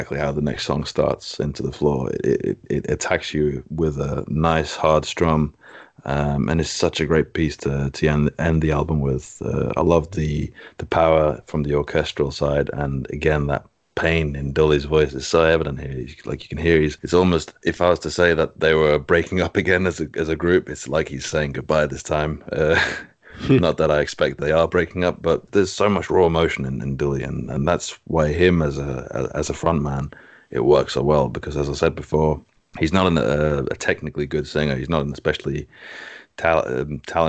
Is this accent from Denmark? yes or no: yes; Denmark; my home country of Denmark